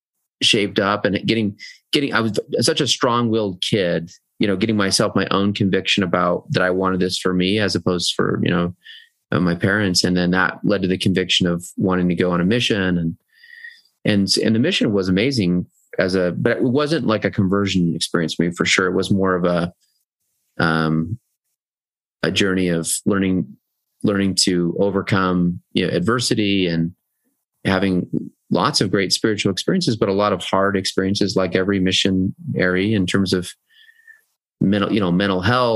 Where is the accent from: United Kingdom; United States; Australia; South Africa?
United States; South Jordan, Utah; also born or lived in Iowa / Norway / Oregon / Texas; Well, I was born in Iowa. My early growing up, I was a military brat, so I kind of lived a lot of different places: Norway, Oregon, Texas, you know, places in Utah. But eventually, went to high school in South Jordan